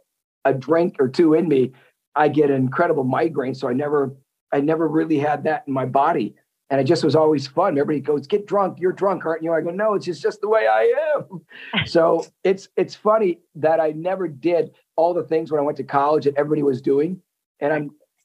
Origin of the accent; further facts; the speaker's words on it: Wisconsin, United States; growing up in Wisconsin